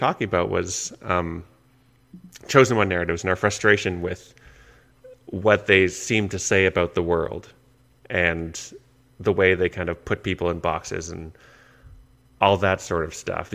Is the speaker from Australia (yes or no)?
no; Canada; I'm Canadian